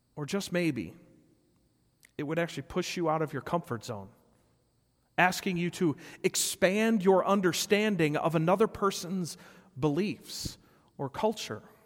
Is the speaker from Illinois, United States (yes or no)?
yes; Rockford, Illinois, United States; my hometown of Rockford.